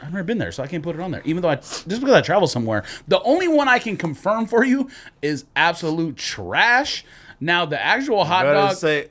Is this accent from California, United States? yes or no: yes; Los Angeles, California, United States; also born or lived in Tucson, Arizona; now in Arizona, United States; I grew up in California, in L.A.